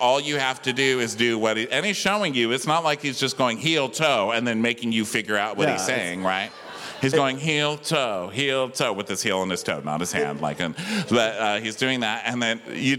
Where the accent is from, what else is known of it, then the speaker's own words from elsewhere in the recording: El Paso, Texas, United States; I'm from El Paso, and I was raised on Telemundo